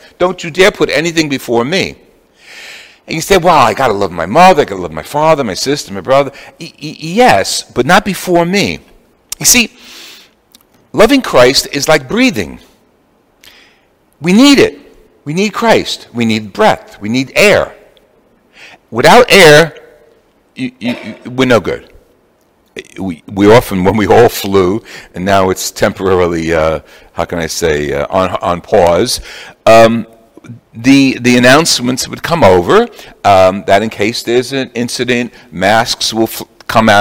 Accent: Jersey City, New Jersey, United States; I'm from Jersey City. We used to have the processions through the summers

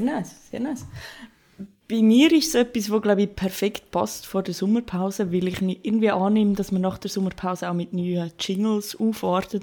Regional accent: Glarus area, Switzerland; dort, wo ich aufgewachsen bin und wo meine Mami wohnt

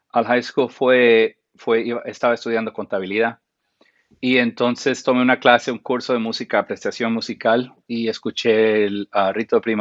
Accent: Guatemala; also born or lived in Costa Rica / Panama; yo crecí en Centroamérica, en Guatemala, en Costa Rica y en Panamá de niño.

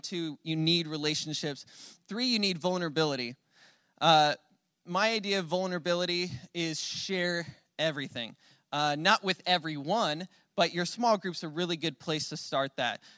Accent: Phoenix, Arizona, United States; moved away; I'm from Phoenix

